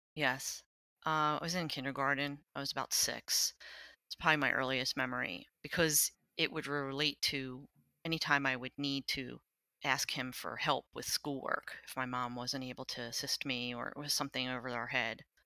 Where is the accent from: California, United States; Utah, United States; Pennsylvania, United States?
Pennsylvania, United States; Lower Merion; I grew up in Lower Marion, Pennsylvania.